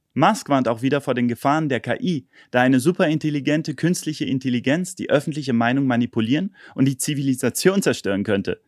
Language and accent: German; Germany; bei uns in Deutschland